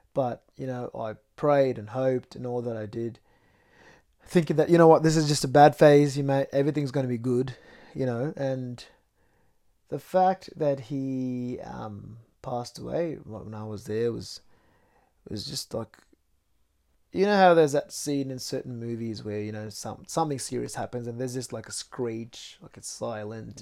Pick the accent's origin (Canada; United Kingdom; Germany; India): India; Mumbai, Maharashtra; moved away; I was from Mumbai, which is a very busy city